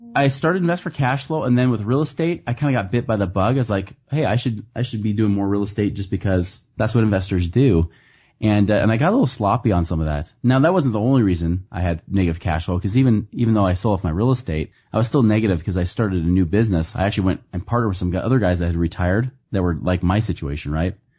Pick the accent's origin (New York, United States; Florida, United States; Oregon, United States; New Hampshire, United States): Oregon, United States; Portland; now in Salt Lake City, United States; I grew up in Portland, Oregon